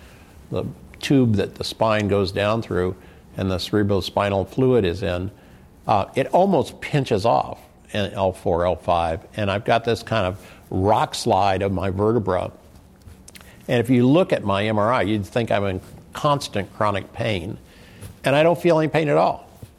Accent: Midwest, United States; now in San Diego, United States; when I came here to San Diego in 2000, and I was from the Midwest, and I was overweight, and I didn't exercise

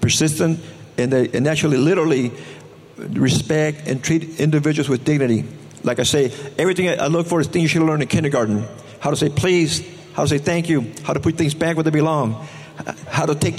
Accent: Tijuana, Baja California, Mexico; also born or lived in United States; now in San Diego, United States; I was born in Tijuana

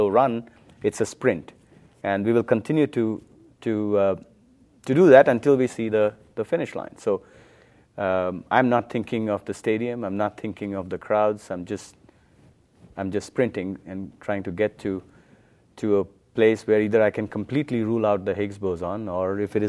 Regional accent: India; Yeah, when I was a young kid growing up in India, my mother, she knows Sanskrit.

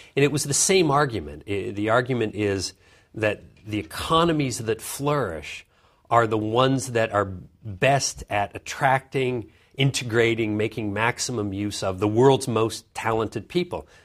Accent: Vancouver, British Columbia, Canada; also born or lived in Schenectady, New York; My father got a job at the university there in Vancouver, and so my, my growing up years were all in, in Canada, in, uh, in Vancouver.

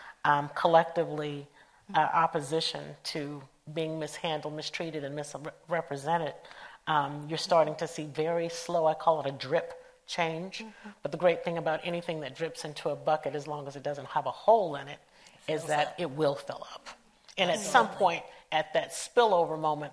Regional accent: Atlanta, Georgia, United States; I'm originally from Atlanta

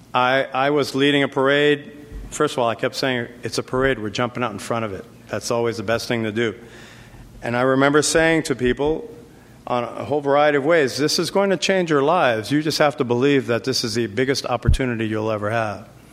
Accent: New York City, New York, United States; moved away; also born or lived in California; I grew up in the South Bronx, very tough environment.

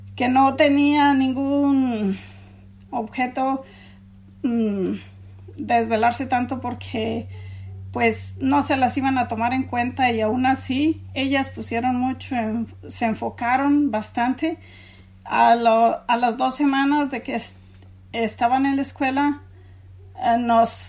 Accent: Mexico; moved away as an adult; now in San Diego County, United States; nosotros somos una familia inmigrante de México y llegamos al condado de San Diego ah, cuando Jocelyn tenía nueve años

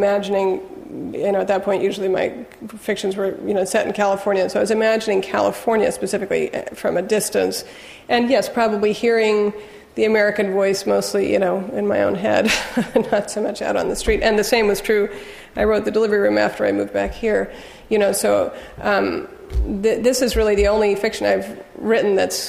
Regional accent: England, United Kingdom; I think because I grew up partly in England, I developed an ear pretty early on for which was which language

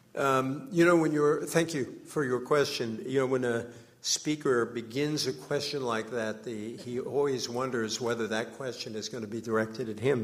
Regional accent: Fall River, Massachusetts, United States; I grew up in an old, uh, factory town, uh, in New England, uh, called Fall River. I love my hometown

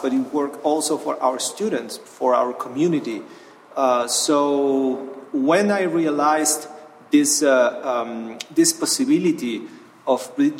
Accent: Buenos Aires, Argentina; moved away as an adult; now in Tijuana, Mexico; I grew up in Buenos Aires, which is a big city, a capital of Argentina.

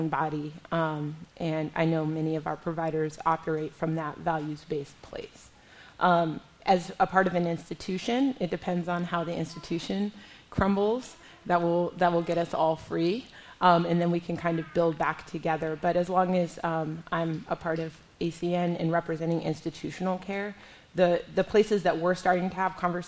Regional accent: Pennsylvania, United States; my home state of Pennsylvania

